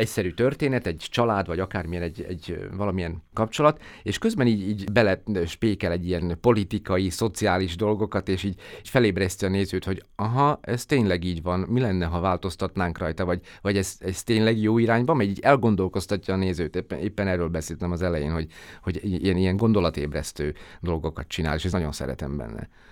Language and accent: Hungarian; Slovakia; mind a hárman szlovákiai magyarok vagyunk